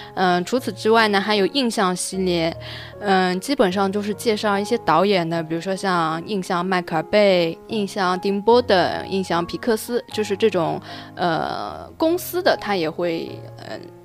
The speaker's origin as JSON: {"language": "Chinese", "region": "Shanghai", "country": "China", "said": "我是上海的"}